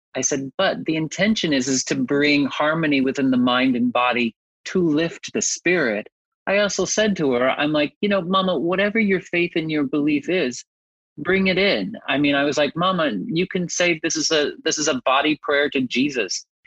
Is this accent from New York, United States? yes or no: no; Texas, United States; moved away; I'm originally from Texas